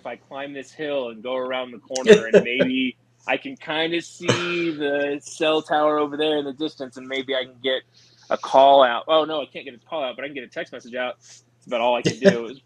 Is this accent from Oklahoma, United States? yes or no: no; South Central Texas, United States; moved away; I grew up in South Central Texas, like Houston, San Antonio, and Austin